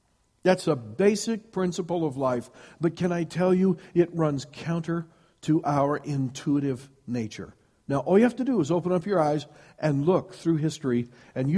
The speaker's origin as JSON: {"language": "English", "region": "Iowa", "country": "United States", "tie": "born or raised there", "said": "I grew up in Iowa, and one of the blessings of growing up in Iowa is you get lots of snow"}